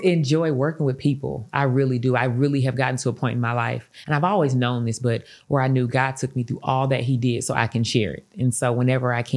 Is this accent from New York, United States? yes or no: no; East St. Louis, Illinois, United States; moved away as an adult; also born or lived in Los Angeles, California; I had been in East St. Louis really my whole life.